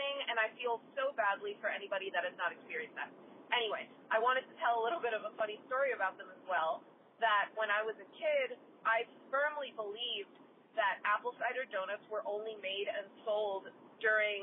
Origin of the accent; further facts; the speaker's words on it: New Jersey, United States; where I grew up in New Jersey.